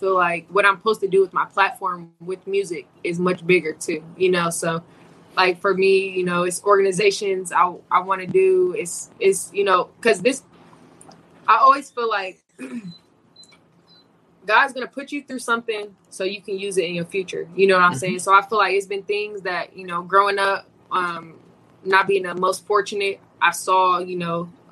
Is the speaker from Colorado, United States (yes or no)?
no; Indiana, United States; moved away as an adult; now in Arizona, United States; I'm from Indiana. There's no ocean